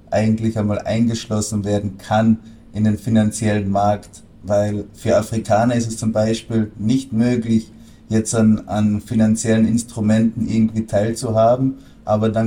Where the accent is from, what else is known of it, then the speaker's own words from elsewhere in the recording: Austria; Mein Hochdeutsch ist nicht das Beste, weil ich bin in Österreich aufgewachsen, bin natürlich auch halb Deutscher, aber ursprünglich, wie ihr an meinen Namen schon erkennen könnt, bin ich Franzose